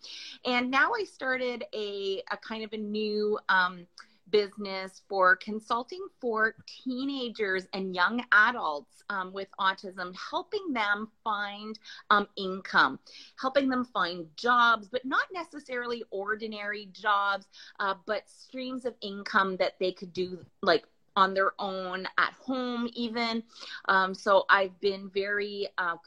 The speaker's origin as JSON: {"language": "English", "area": "near Ottawa", "region": "Ontario", "country": "Canada", "said": "I'm from Canada, near the capital, near Ottawa, Canada"}